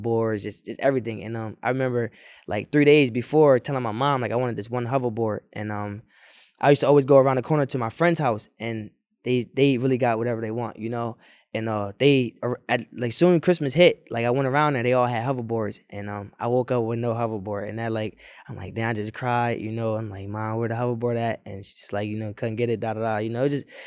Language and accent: English; Wilmington, United States; growing up in Wilmington